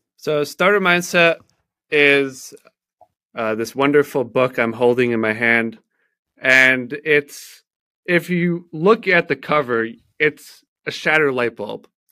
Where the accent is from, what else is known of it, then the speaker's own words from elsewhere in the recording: Baltimore, Maryland, United States; I am from Baltimore, Maryland